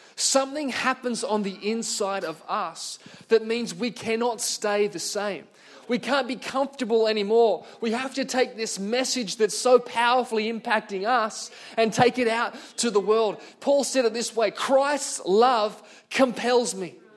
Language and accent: English; Singleton, New South Wales, Australia; I grew up in Singleton in the Hunter Valley